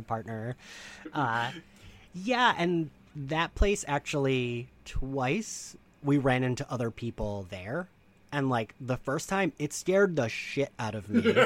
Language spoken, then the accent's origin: English; New Jersey, United States; my home state of New Jersey